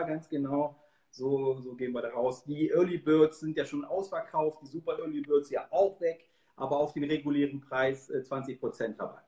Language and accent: German; Hanover, Hildesheim region, Lower Saxony, Germany; ich komme ja aus der Region Hannover, Hildesheim